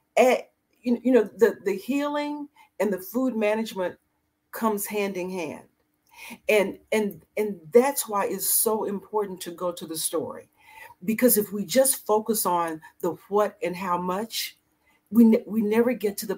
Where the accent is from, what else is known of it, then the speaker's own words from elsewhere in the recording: the South, United States; moved away as an adult; also born or lived in Dallas; now in Annapolis, United States; I grew up in the 60s in the desegregating South in a small Southern country town